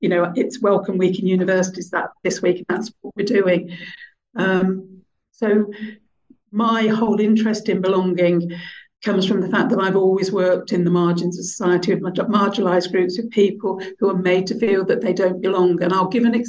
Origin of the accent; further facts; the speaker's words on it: Birmingham, West Midlands, United Kingdom; I grew up in Birmingham at a time where I didn't belong, didn't fit in.